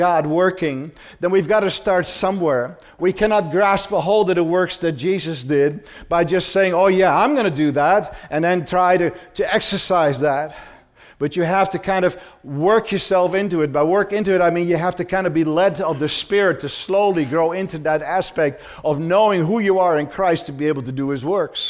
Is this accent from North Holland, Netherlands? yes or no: yes; Amsterdam, North Holland, Netherlands; That's how I was raised in Holland. I was born in Amsterdam.